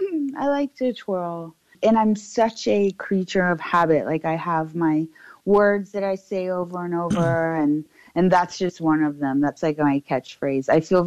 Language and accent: English; Atlanta, Georgia, United States; I'm from right outside of the city of Atlanta. And I've really been born and raised here. I love it here for the most part. And so when you're this close to, we call it the perimeter of Atlanta, you're not going to have that really Southern accent.